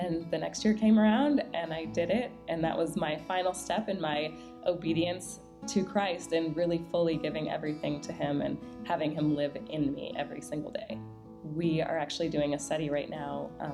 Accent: Minnesota, United States; now in Dallas, United States; I grew up in Minnesota.

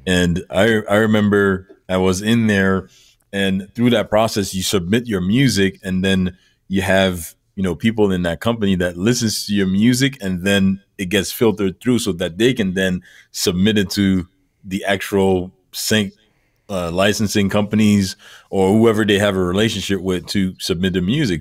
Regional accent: Montreal, Quebec, Canada; now in Toronto, Canada; Born and raised in Montreal, which is about four or five hour east of where I'm at right now

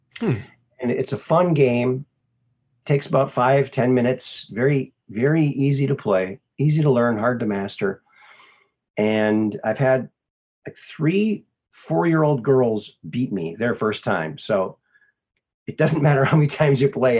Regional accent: Minnesota, United States; also born or lived in Arizona; I was born in Arizona. Lived there for 6 months, and then family moved back to Minnesota, where both my folks are from. I grew up there.

